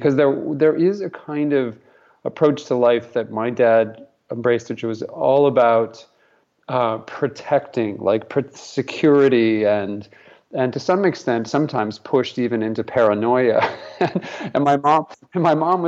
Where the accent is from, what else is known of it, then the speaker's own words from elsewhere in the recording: Albuquerque, New Mexico, United States; we grew up in Albuquerque, New Mexico, sort of a conservative place.